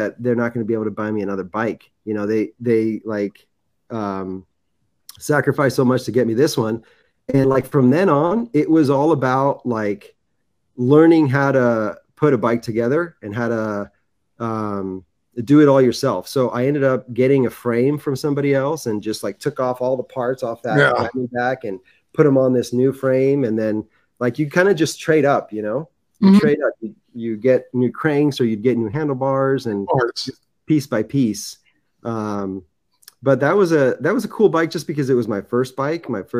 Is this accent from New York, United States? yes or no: no; San Clemente, California, United States; I grew up in San Clemente. It's Orange County, right by the beach